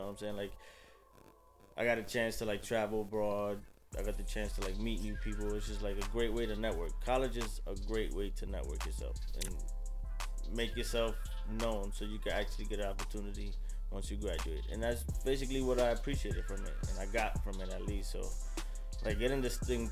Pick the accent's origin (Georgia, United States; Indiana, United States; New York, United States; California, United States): New York, United States; also born or lived in New Hampshire; I'm from New York. I went to school in New York.